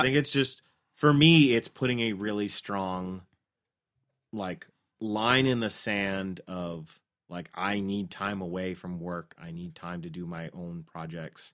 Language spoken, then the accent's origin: English; Canada; as a Canadian